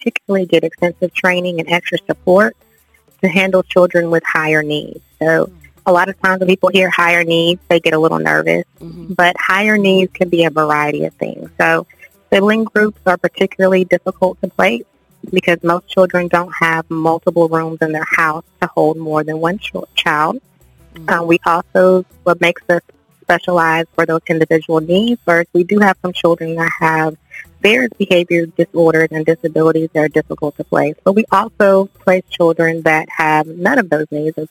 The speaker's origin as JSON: {"language": "English", "town": "Warner Robins", "region": "Georgia", "country": "United States", "moved": "as an adult", "lives_now": "Valdosta, United States", "said": "I'm actually from Warner Robins, Georgia."}